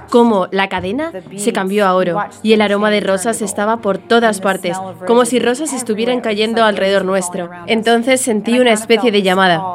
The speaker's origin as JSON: {"language": "Spanish", "town": "Jacksonville", "region": "Florida", "country": "United States", "tie": "born or raised there", "said": "soy de Jacksonville, Florida, y he vivido aquí toda mi vida."}